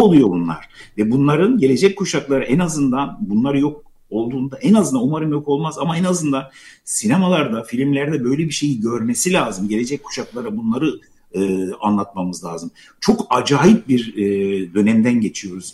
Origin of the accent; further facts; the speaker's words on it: Gaziantep, Turkey; now in Istanbul, Turkey; Gaziantep'te doğdum ben ama e, Gaziantep'te şehirde yaşıyoruz biz. Şehirli bir aileyiz fakat e, dedemin böyle büyük bir bahçesi vardı.